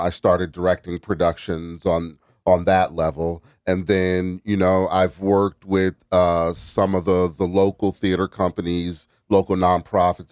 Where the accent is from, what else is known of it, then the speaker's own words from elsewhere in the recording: New Haven, Connecticut, United States; I grew up in New Haven. I went to Wilbur Cross